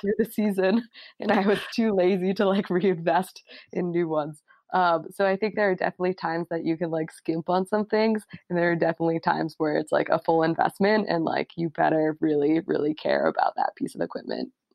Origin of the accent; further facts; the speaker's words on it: Telluride, Colorado, United States; I was born in Telluride, Colorado, and I was one of those little kids that couldn't really walk, but was somehow on skis sliding